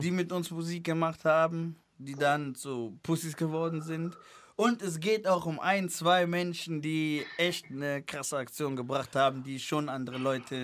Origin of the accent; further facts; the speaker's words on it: Cologne, North Rhine-Westphalia, Germany; also born or lived in Angola; bei uns in Köln, bei uns in Köln, wo ich angefangen habe, Rap zu machen